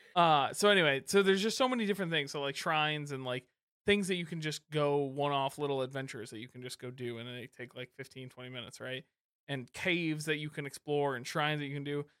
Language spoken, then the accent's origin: English; Michigan, United States; I'm from Michigan